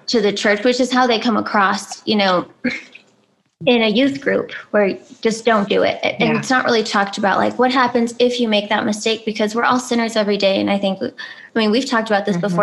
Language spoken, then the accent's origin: English; California, United States; moved away as an adult; also born or lived in Albuquerque; I am from California